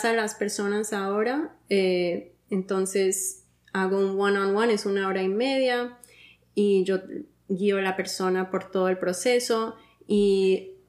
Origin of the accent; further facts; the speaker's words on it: Miami, Florida, United States; No, mi familia, soy de Miami.